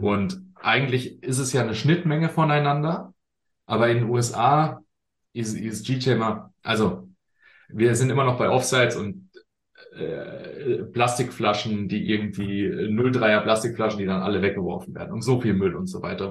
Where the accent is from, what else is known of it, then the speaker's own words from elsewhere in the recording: Germany; wir sind da manchmal als, als äh, Deutsche